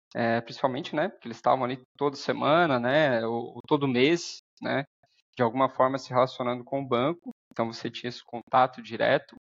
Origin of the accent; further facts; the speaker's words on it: Araranguá, Santa Catarina, Brazil; also born or lived in Dublin; sou natural aqui de Araranguá